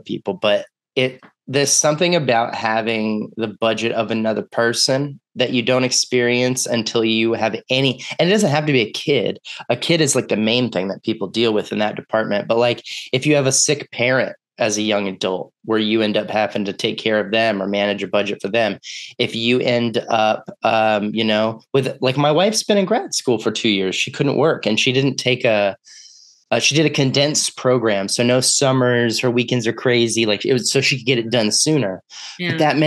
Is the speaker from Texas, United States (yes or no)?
yes; Texas, United States; moved away; I'm from Texas.